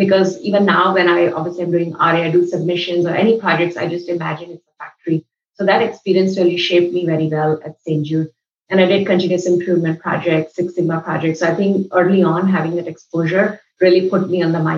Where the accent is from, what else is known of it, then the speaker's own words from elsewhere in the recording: New Delhi, Delhi, India; moved away as an adult; also born or lived in Mumbai / Los Angeles, United States; now in United States; I grew up in New Delhi and I studied in Mumbai